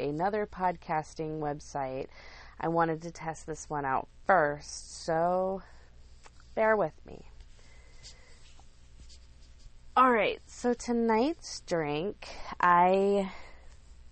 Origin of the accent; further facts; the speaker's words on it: Lake Wylie, South Carolina, United States; moved away as an adult; I'm from Lake Wylie. I lived there most of my life